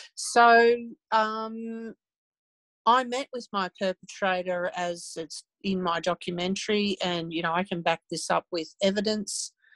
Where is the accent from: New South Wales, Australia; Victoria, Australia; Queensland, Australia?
Victoria, Australia; Ballarat; my hometown of over half my life